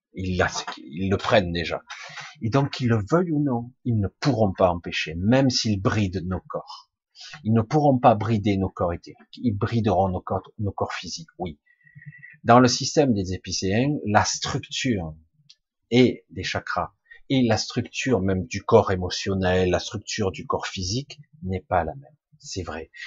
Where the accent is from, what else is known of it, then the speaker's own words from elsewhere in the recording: France; Je suis né en France, donc je me dis français, je pense français